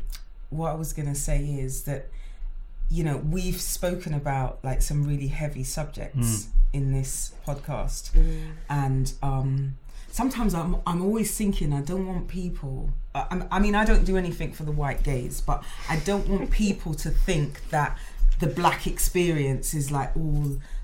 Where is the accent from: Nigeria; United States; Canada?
Nigeria; Like for me, being a black woman, being a Nigerian, like being a Nigerian, it's lit.